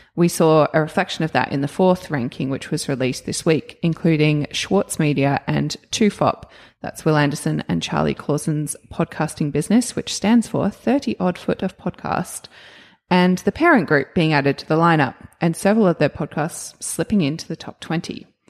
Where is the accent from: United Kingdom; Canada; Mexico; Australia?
Australia